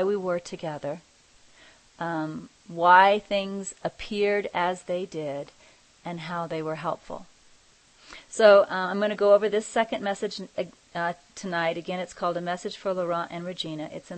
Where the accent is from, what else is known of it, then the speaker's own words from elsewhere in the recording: Kansas, United States; moved away; I'm originally from Kansas